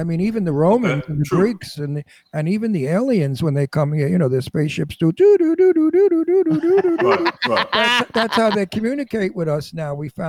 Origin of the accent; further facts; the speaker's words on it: New York City, New York, United States; also born or lived in Florida; I was born in the Red Hook Projects in Brooklyn. I'm a project boy.